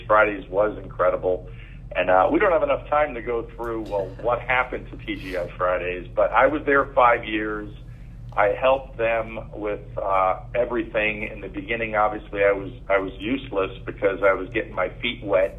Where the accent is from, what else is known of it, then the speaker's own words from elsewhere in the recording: New York, United States; I grew up in New York, so Dad was on Wall Street